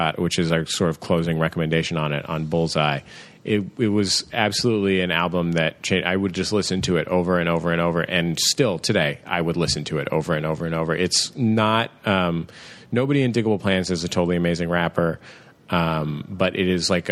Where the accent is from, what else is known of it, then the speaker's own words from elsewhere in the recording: San Francisco, California, United States; I grew up in the Mission in San Francisco